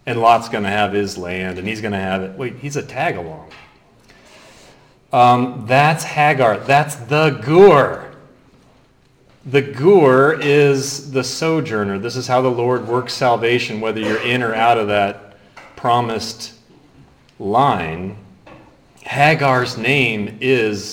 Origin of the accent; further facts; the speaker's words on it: Ohio, United States; I was born in Ohio